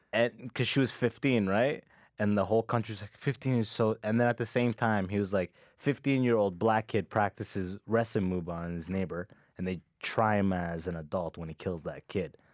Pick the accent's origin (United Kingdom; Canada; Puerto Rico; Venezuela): Canada; London, Ontario; also born or lived in Sudan; I grew up in London, it's, like, two hours away from